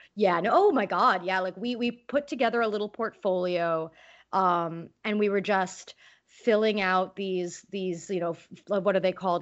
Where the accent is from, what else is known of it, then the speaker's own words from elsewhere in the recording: California, United States; growing up in California